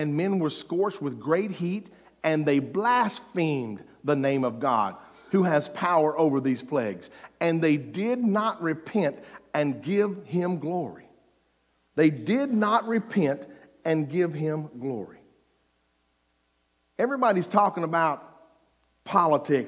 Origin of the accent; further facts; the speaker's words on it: Mississippi, United States; I was from Mississippi